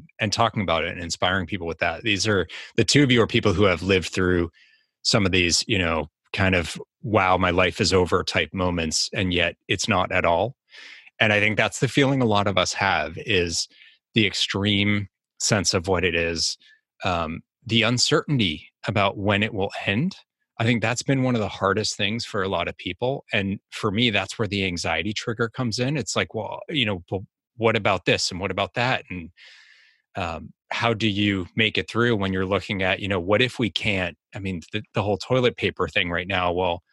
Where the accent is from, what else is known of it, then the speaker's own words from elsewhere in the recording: Boston, Massachusetts, United States; accent: Boston; my Boston accent